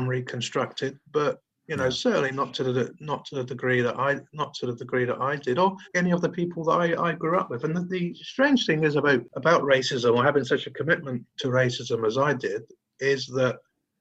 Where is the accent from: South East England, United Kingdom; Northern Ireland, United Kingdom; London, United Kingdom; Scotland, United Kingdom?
London, United Kingdom; I grew up in Lee, which is in Lewisham, southeast London.